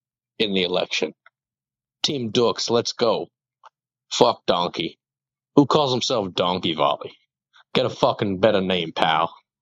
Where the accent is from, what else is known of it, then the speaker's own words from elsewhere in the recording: Canada; Like I said, I'm very Canadian.